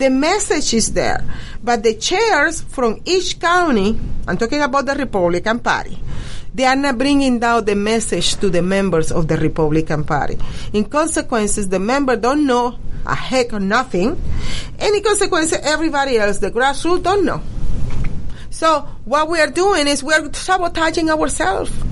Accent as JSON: {"language": "English", "country": "Venezuela", "moved": "yes", "lives_now": "United States", "said": "because I am Latino, because I am original from Venezuela"}